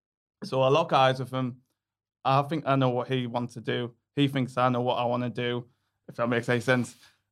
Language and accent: English; Sunderland, North East England, United Kingdom